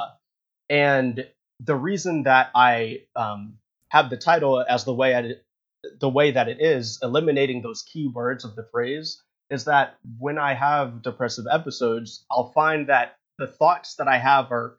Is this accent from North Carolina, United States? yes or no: yes; North Carolina, United States; We're both from North Carolina, actually